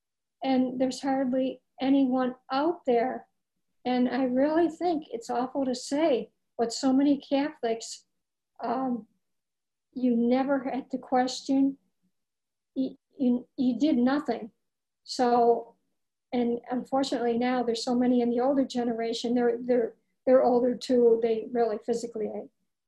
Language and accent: English; Ireland; Well, being Irish, I remember Bridget of Ireland.